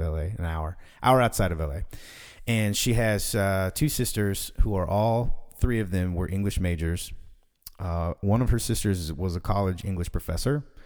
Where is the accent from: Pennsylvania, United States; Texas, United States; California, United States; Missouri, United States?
Texas, United States; Fort Worth; I was born and raised in D F